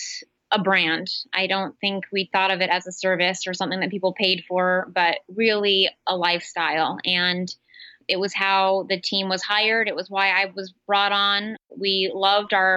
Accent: San Francisco Bay Area, California, United States; also born or lived in Midwest; I grew up in the Bay Area. I'm a bit of a Silicon Valley brat.

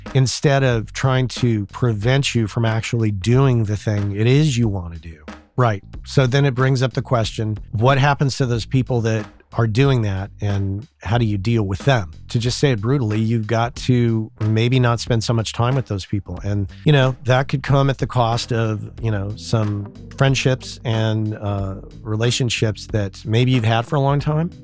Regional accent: southern New Mexico, United States; moved away as an adult; when I first was in my hometown in southern New Mexico

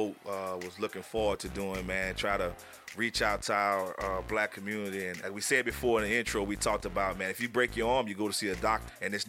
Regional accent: New Orleans, Louisiana, United States; I'm from Louisiana too, man. I'm from New Orleans.

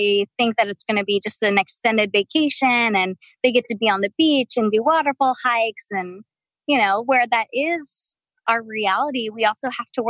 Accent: Delaware, United States; moved away as an adult; now in Kauai, United States; I'm from Delaware originally.

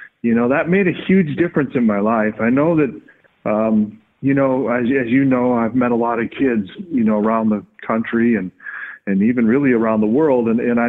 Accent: Flint, Michigan, United States; I grew up in the Midwest. I grew up in Michigan, and there you're just kind of forced to play a little bit of everything because of the seasons. I grew up in a fairly tough town.

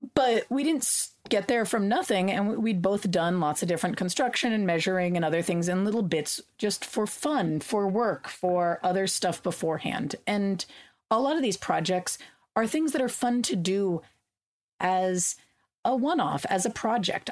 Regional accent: California, United States; I grew up in California

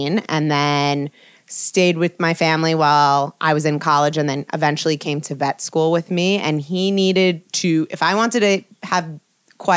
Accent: Great Neck, New York, United States; also born or lived in St. Kitts / Alabama; now in New York City, United States; I grew up in Great Neck and then kind of traveled all over the place for school and eventually made my way back to home, and here I am in New York

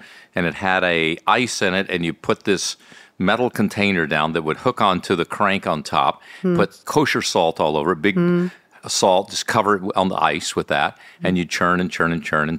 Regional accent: Mississippi, United States; By the way, as a kid, growing up in Mississippi, my grandmother had a churn and would make ice cream.

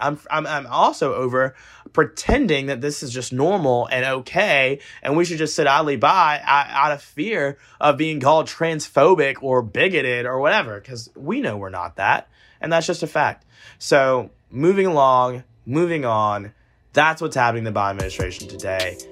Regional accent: Georgia, United States; when I was in the eighth grade, Take Georgia history

